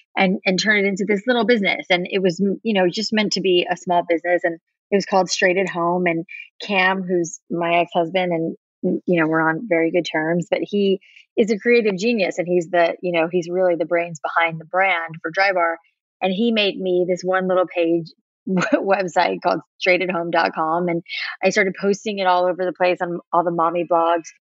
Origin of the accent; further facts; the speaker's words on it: South Florida, United States; I grew up in South Florida